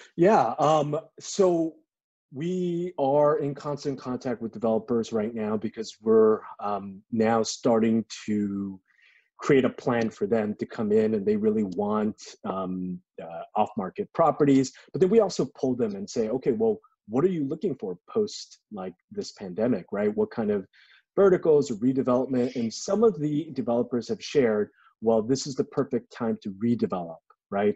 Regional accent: Los Angeles, California, United States; I grew up in LA. Uh, I grew up in Koreatown

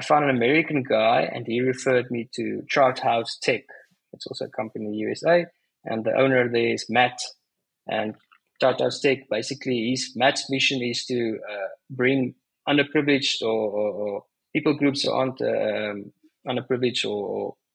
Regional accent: South Africa; I'm South African

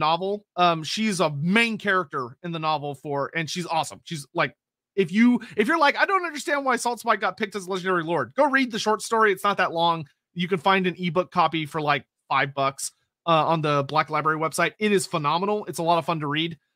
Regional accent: Texas, United States; I'm Texan

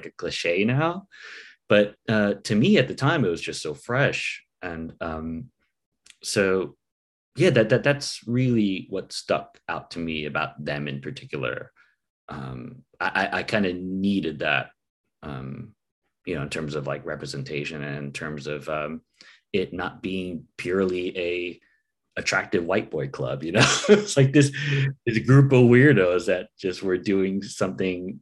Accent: United States; a Filipino American

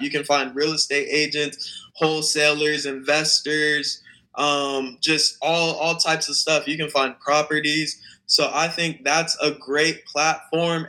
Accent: Phoenix, Arizona, United States; I'm 19 from Phoenix, Arizona

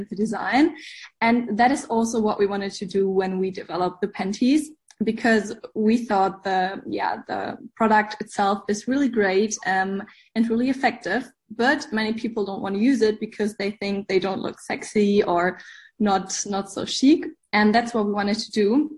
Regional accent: Germany; English is a second language; We are from Germany, so also if my English isn't perfect

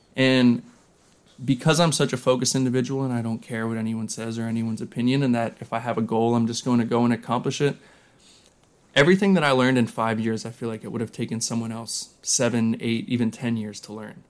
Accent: Lancaster, Pennsylvania, United States; growing up in Lancaster, Pennsylvania

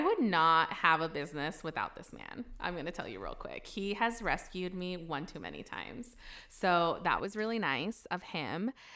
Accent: United States; moved away; I grew up in Washington.

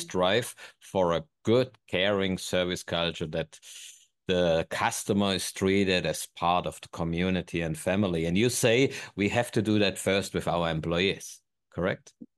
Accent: Germany; moved away; I'm unfortunately from Germany

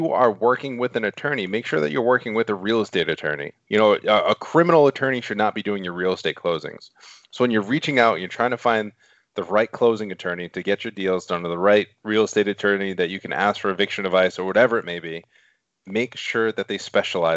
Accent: Rhode Island, United States; accent: Rhode Island; my Rhode Island accent

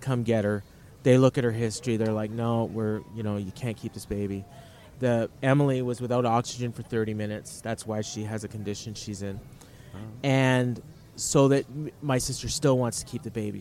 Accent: Winnipeg, Manitoba, Canada; Winnipeg, Manitoba, Canada

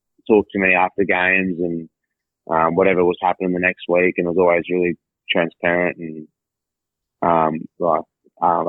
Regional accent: Hervey Bay, Queensland, Australia; I'm originally from Harvey Bay

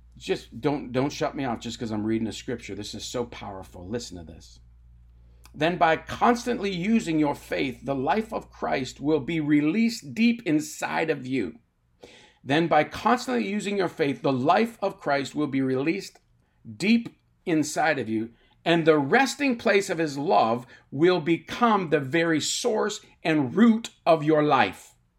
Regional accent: Tyendinaga Mohawk Territory, Ontario, Canada; I grew up on the Talladega Mohawk Territory in Ontario, Canada.

